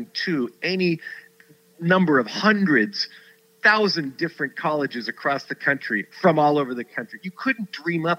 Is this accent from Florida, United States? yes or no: no; Southern California, United States; growing up in Southern California in the shadow of the Rose Bowl